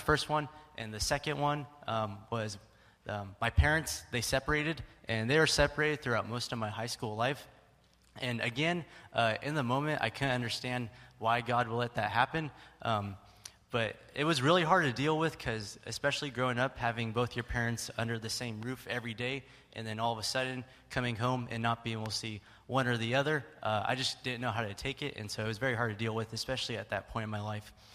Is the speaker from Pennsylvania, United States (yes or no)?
no; Stockton, California, United States; I was born and raised in Stockton, and also born and raised right here in First Baptist Church